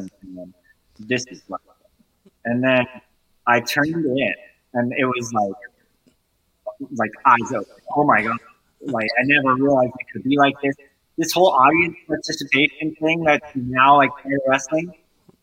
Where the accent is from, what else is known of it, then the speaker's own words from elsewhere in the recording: California, United States; my youth of growing up in California